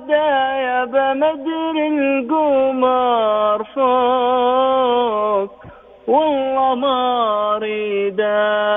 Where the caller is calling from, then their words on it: Mecca, Makkah Province, Saudi Arabia; من مكة من الشوقية